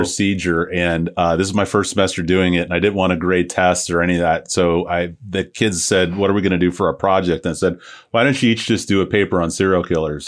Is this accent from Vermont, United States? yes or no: no; St. Petersburg, Florida, United States; I'm from Saint Pete originally